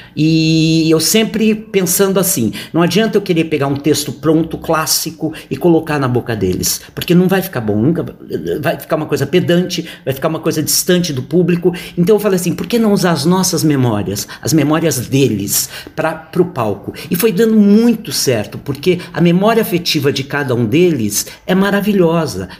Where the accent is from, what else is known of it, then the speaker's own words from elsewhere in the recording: Santos, São Paulo, Brazil; now in São Paulo, Brazil; Eu sou santista, é, nascido em Santos